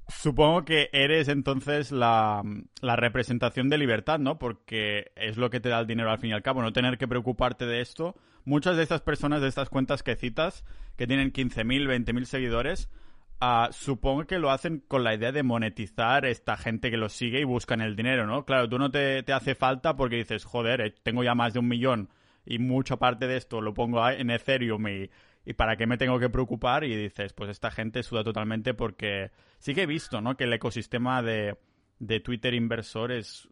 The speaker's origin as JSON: {"language": "Spanish", "region": "Catalonia", "country": "Spain", "said": "somos catalanes"}